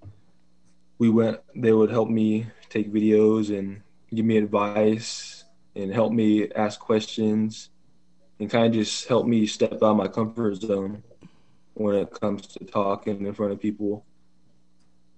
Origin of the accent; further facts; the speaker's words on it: Ukiah, California, United States; first language English; also born or lived in Covelo, California; I was born in Ukiah, California.